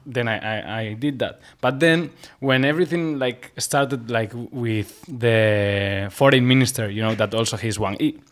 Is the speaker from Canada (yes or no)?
no; Basque Country, Spain; first language Basque; English is a second language; now in Shanghai, China; I come from the Basque country. It's the north part of Spain